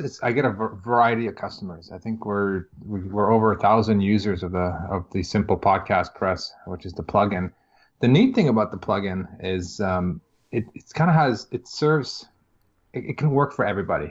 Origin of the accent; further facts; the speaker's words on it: Toronto, Ontario, Canada; I am from Toronto, just outside of Toronto, Canada.